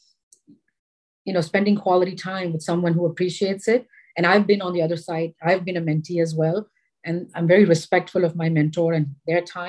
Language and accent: English; Chennai, Tamil Nadu, India; also born or lived in Ahmedabad, Gujarat / Bombay; I was born in Ahmedabad in Gujarat. When I was 10, we moved to Madras. It's known as Chennai now. So my middle and high school education was in Chennai.